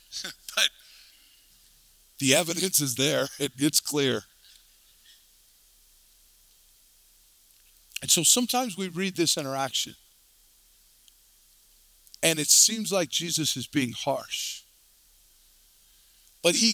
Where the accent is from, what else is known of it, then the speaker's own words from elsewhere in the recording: Colorado, United States; I grew up right here in Colorado